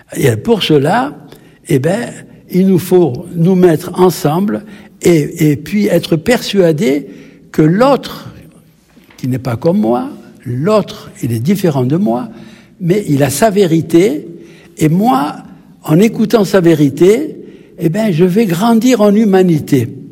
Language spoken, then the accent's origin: French; Algeria; now in France; je suis originaire d'Algérie